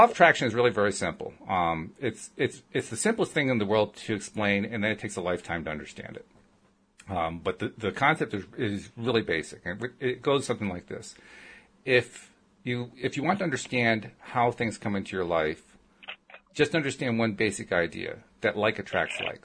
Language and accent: English; upstate New York, United States; moved away; also born or lived in Connecticut / Virginia; I grew up in upstate New York